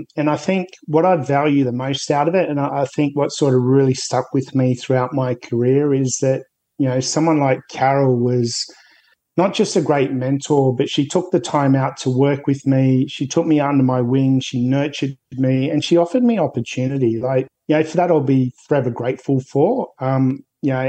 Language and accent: English; an hour north of Sydney, New South Wales, Australia; I sort of grew up an hour's north or an hour 20 minutes north of Sydney